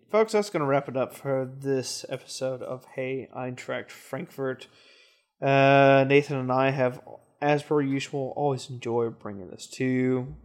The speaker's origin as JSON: {"language": "English", "town": "Kansas City", "country": "United States", "tie": "born or raised there", "said": "Kansas City. My hometown"}